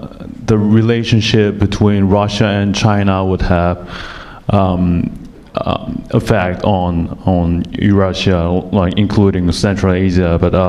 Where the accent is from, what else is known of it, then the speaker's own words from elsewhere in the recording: South Korea; from Asian Development Bank, and actually I'm from South Korea